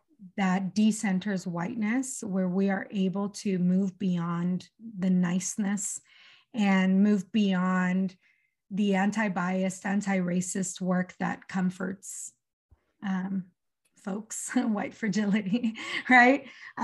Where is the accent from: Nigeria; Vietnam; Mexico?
Mexico; Mazatlan, Sinaloa; first language Spanish; English is a second language; also born or lived in El Paso, United States; now in United States; I'm a native Spanish speaker. I was born in El Paso in Texas. But when I was months old, my family, we moved back to Mexico. I'm from Mazatlan, Sinaloa.